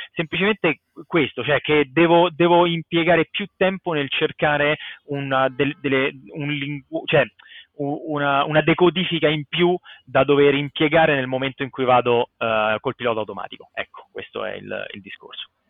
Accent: Rome, Lazio, Italy; moved away as an adult; also born or lived in United States / Finland; sono cresciuto a Magliana

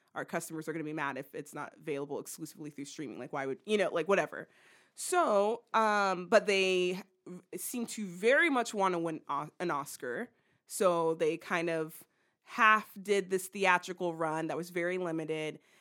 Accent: United States; we're American

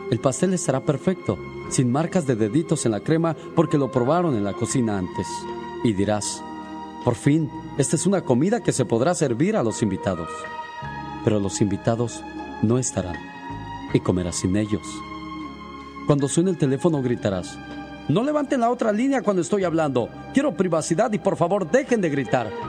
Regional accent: Tarandacuao, Guanajuato, Mexico; Salí de Tarandacuao, Guanajuato. Pero Tarandacuau, Guanajuato nunca salió de mí.

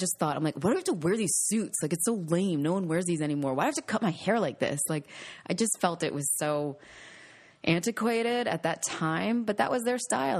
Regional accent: New York, United States; I mean, they were the people that I watched growing up on News 12 Long Island.

